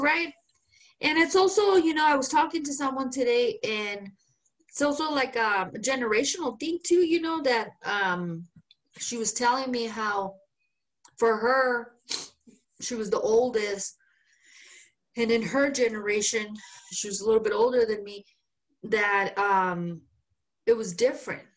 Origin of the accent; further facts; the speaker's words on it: Guanajuato, Mexico; accent: Mexican; English is a second language; moved away; I am from Guanajuato